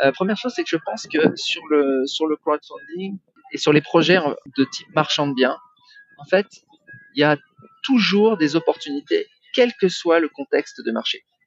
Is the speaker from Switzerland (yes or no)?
no; France; now in Bali, Indonesia; je suis français, hein, j'ai une seule nationalité, c'est français